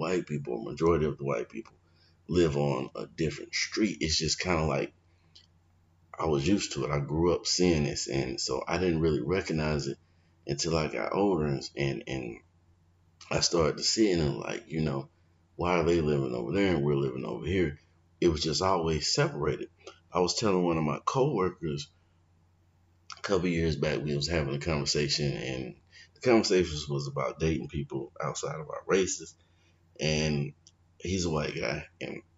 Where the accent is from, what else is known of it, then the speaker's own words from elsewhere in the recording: Valdosta, Georgia, United States; I grew up in Valdosta, Georgia, Lowndes County, the deep South